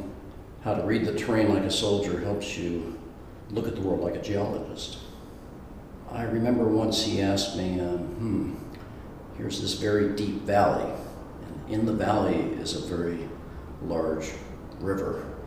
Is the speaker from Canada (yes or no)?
no; Panama; also born or lived in United States; My father was in the U.S. Army, so I was born in the country of Panama. Spent a few years there. My father did many tours back in the United States and did time overseas. I ended up going to high school in Panama and came back to the States to go to college.